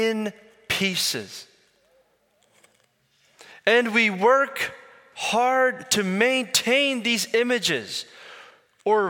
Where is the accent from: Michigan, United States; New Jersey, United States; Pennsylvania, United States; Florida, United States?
Pennsylvania, United States; Philadelphia; Born and raised in Philly, but I grew up in an Indian community